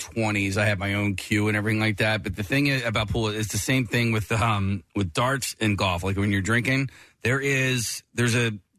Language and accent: English; Rutledge, Pennsylvania, United States; No, I grew up in Rutledge.